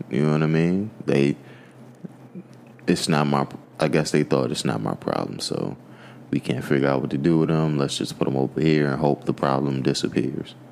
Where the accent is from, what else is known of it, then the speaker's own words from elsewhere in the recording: United States; I'm African American